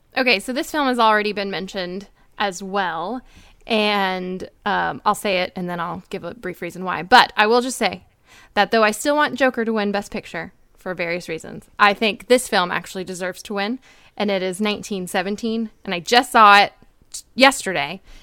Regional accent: Dallas, Texas, United States; I'm from Dallas

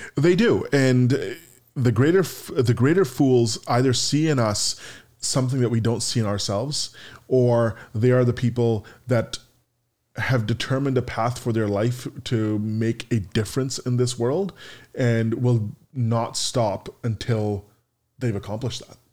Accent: Canada; in my hometown or my home country of Canada

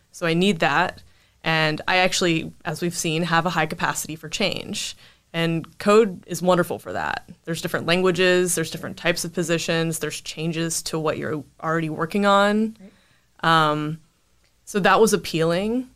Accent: Winston-Salem, North Carolina, United States; I grew up in North Carolina, Winston-Salem, and, you know, lived there for the 18 years

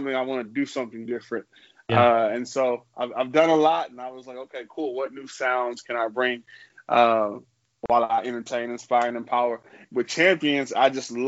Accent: Houston, Texas, United States; now in Austin, United States; I'm from Houston

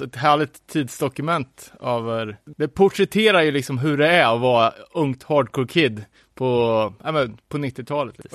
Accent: Sweden; som svensk

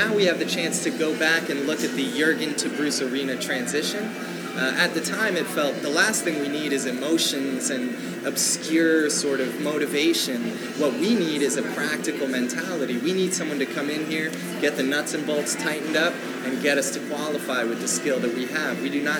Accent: Tokyo, Japan; born there; I was born in Tokyo.

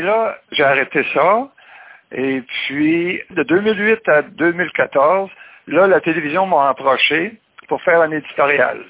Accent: Mont-Carmel, Quebec, Canada; also born or lived in Saint-Philippe-de-Néry; je suis natif de Mont-Carmel, puis en 60, euh, mon père a acheté une ferme à Saint-Philippe-de-Néry, la paroisse voisine

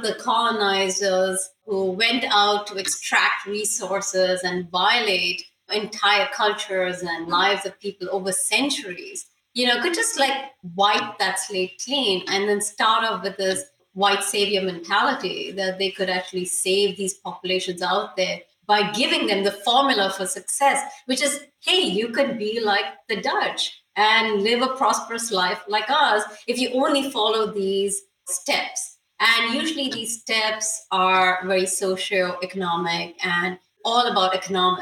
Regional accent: India; moved away; also born or lived in United States; I'm Indian

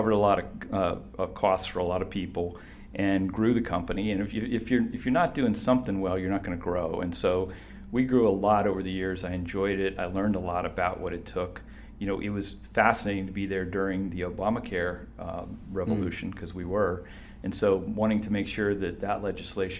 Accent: Canton, Ohio, United States; I grew up in Canton, Ohio, first in my family to go to college

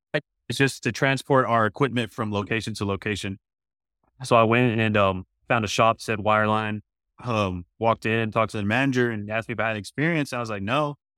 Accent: Midland, Texas, United States; I'm actually born and raised in Midland, Texas

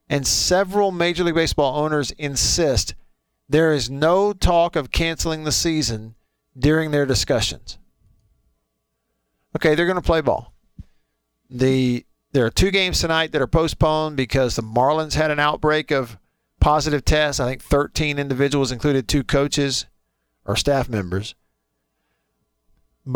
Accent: Alabama, United States; moved away; also born or lived in Starkville, Mississippi; the same places I grew up in Alabama

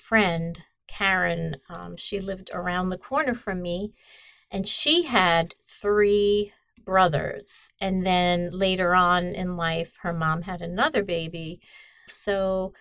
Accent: New York City, New York, United States; also born or lived in Brooklyn, New York; I grew up in a neighborhood in Queens. I was born in Brooklyn

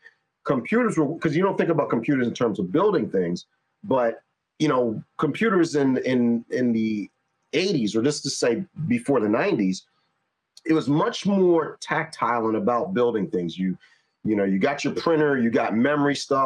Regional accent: New York, United States; I'm from New York.

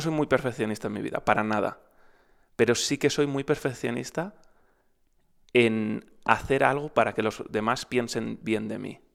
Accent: Madrid, Community of Madrid, Spain; Madrid, que es de donde soy

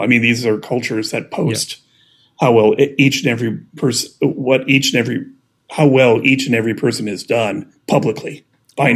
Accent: Midwest, United States; I'm from the Midwest

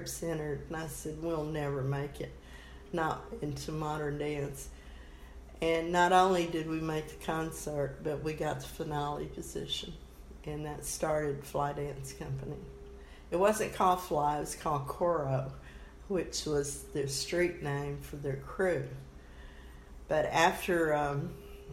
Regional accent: Orange, Texas, United States; I'm a Texan from birth to death, I guess. Never lived anywhere else but Texas

